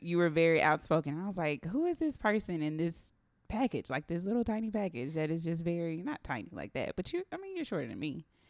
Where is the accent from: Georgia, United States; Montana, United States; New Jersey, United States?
Georgia, United States; Atlanta; I am from the south side of Atlanta